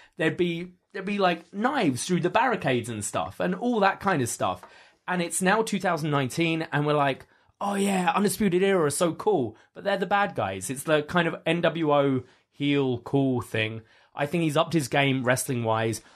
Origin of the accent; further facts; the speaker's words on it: United Kingdom; now in Canada; being a Brit living in Canada